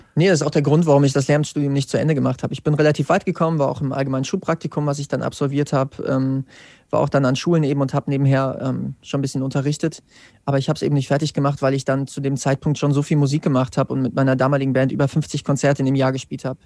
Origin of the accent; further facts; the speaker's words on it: Wetzlar, Hesse, Germany; Ich komme aus Wetzlar